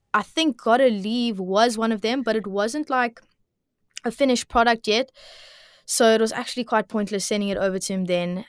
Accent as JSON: {"language": "English", "town": "Cape Town", "region": "Western Cape", "country": "South Africa", "tie": "born or raised there", "also_born_or_lived": "Bloubergstrand", "said": "I grew up, um, well, originally I grew up in Milnerton, Milnerton area, um, and now I'm living Bloberg side at the moment"}